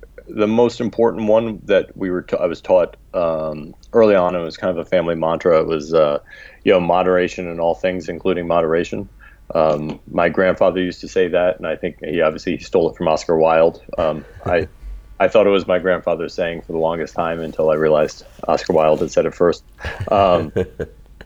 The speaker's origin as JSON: {"language": "English", "town": "Washington", "region": "District of Columbia", "country": "United States", "tie": "born or raised there", "also_born_or_lived": "Brooklyn, New York / Maryland", "said": "I grew up in the D.C. metro area and in Brooklyn, New York. We split our time. When I was 10, we moved from the D.C. metro area to Brooklyn. And then when I was 16, we moved back to Maryland"}